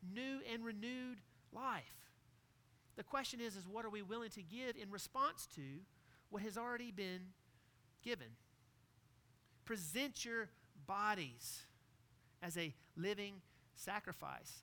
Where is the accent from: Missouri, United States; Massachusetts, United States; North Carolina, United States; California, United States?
North Carolina, United States; Greenville; Growing up in Greenville, North Carolina, barbecue was always Parker's Barbecue